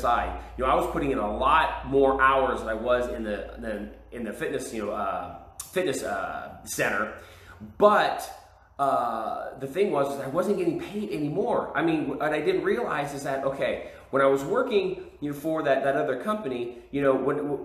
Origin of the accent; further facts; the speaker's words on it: California, United States; moved away as an adult; now in Texas, United States; I was from California, my wife was from Texas